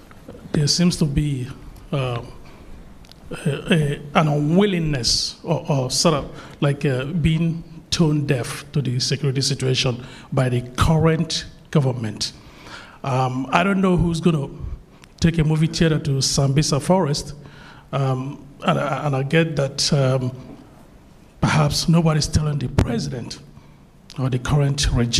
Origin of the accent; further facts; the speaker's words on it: Nigeria; now in United States; as Nigerian Americans, partially based here and then with a lot of time in and out of Nigeria.